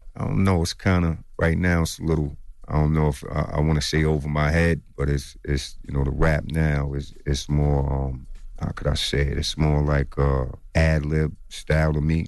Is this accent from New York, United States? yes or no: yes; Long Island, New York, United States; I'm from Long Island